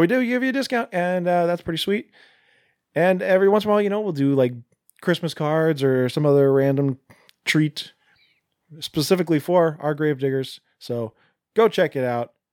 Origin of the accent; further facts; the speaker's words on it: Seattle, Washington, United States; we're from the Seattle area